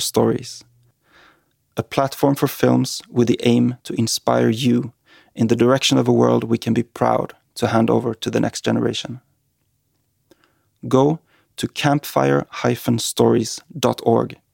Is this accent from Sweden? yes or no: yes; Sweden; my home country of Sweden